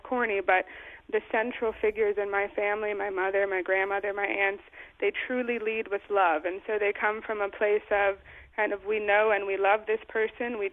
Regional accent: New Jersey, United States; I'm still the same girl who grew up in New Jersey, rode horses

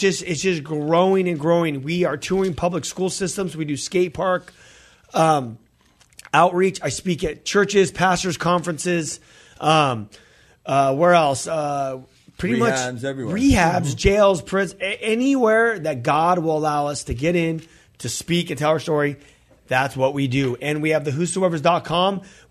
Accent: California, United States; Funny enough, because we're from California.

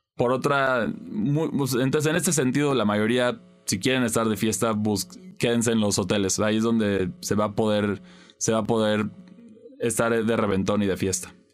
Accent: Mexico; como mexicano

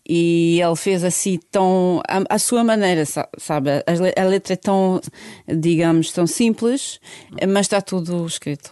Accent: Sarajevo, Federation of Bosnia and Herzegovina, Bosnia & Herzegovina; Portuguese is a second language; moved away as an adult; also born or lived in Germany; Bósnia-Herzegovina, cidade capital Sarajevo, é onde eu nasci

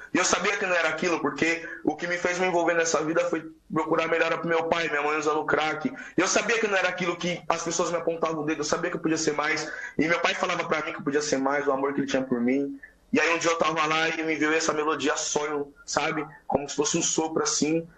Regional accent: São Paulo, Brazil; Eu fui nascido na Cracolândia, boca do lixo

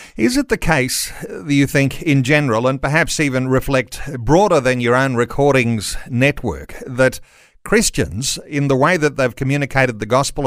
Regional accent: Australia; as English speaking Aussies

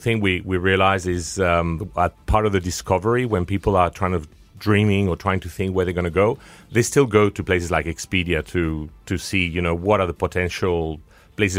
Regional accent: Spain; accent: South African twang; also born or lived in France / United Kingdom; I'm a bit of a, of a mix. I'm Spanish, French, uh, and I have a very British name. I'm partly British

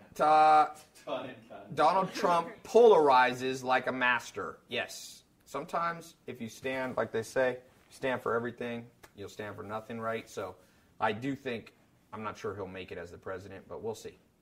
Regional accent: United States; I was American

